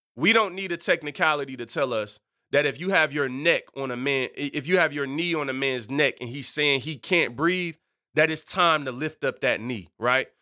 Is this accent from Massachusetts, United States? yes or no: no; Detroit, Michigan, United States; I'm culturally, I'm from Detroit.